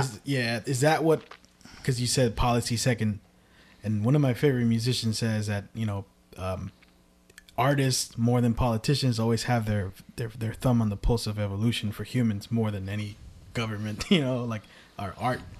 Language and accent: English; Richmond, California, United States; I grew up in Central from when I was first born to my teenage